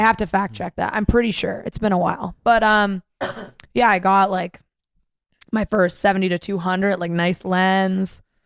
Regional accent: Mississauga, Ontario, Canada; also born or lived in Toronto; I'm from Mississauga. Didn't really know Toronto that well.

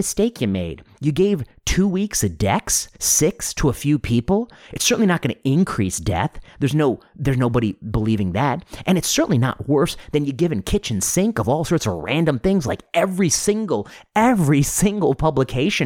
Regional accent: United States; especially as an American, which I am

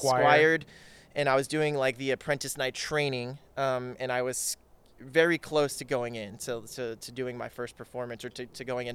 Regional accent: Dallas, Texas, United States; now in California, United States; I'm originally from Dallas, Texas

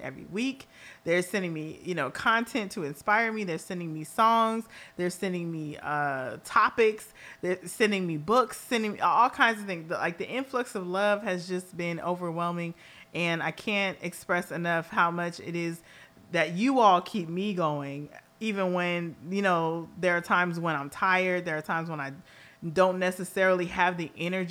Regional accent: Los Angeles, California, United States; I will always be a girl from Los Angeles, California

